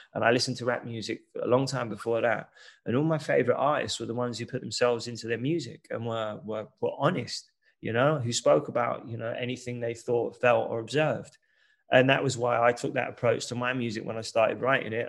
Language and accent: English; London, United Kingdom; growing up in East London